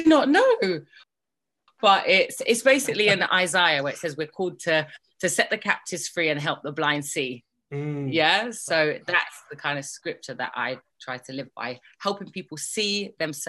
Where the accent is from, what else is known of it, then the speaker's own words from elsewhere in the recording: London, United Kingdom; also born or lived in Birmingham; I was born in Birmingham, despite my accent misleading you. and so I guess when I was quite young, my mum left my dad and came to London